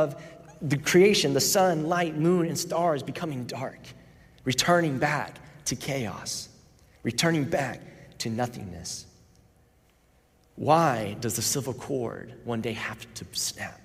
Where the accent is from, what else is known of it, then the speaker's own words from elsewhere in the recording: Orlando, Florida, United States; I grew up in Orlando, Florida